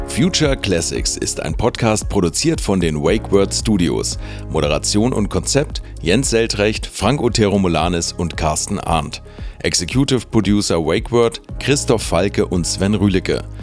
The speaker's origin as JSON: {"language": "German", "town": "Bad Segeberg", "region": "Schleswig-Holstein", "country": "Germany", "tie": "born or raised there", "said": "in Bad Segeberg in meiner Heimatstadt"}